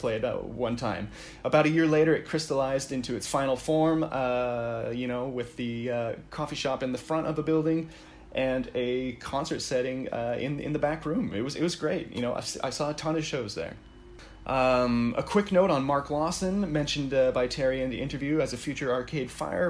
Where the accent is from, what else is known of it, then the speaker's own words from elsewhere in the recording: Surrey, British Columbia, Canada; I grew up in Surrey, not too far off from where the venue was, like a 10-minute drive or so